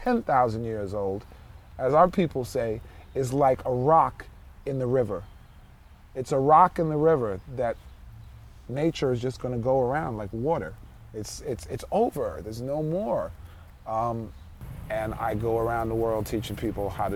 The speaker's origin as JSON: {"language": "English", "town": "New York City", "region": "New York", "country": "United States", "said": "I am from New York City"}